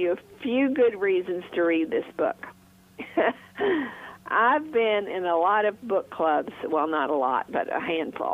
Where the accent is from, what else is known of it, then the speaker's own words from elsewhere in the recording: Mississippi Delta, United States; I was raised in Faulknerland, Mississippi Delta